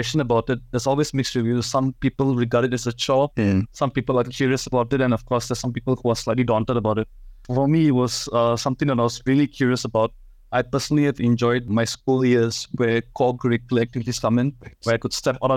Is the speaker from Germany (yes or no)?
no; Singapore; So I'm Singaporean. I'm born in Singapore and I've spent most of my life out here.